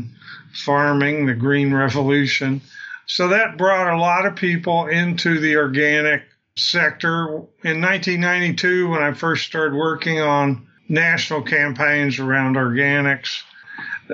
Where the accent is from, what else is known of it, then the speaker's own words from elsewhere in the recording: Southeast Texas, United States; I grew up in Southeast Texas, near the border of Texas and Louisiana on the Gulf Coast.